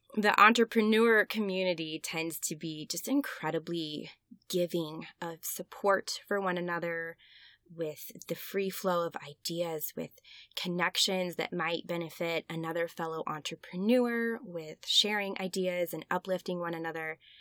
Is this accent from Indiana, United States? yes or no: yes; Westfield, Indiana, United States; the Westfield Public Library in my hometown back in Indiana